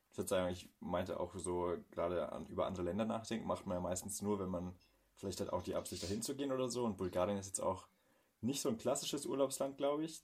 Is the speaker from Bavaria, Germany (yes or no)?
yes; Bavaria, Germany; uns in Bayern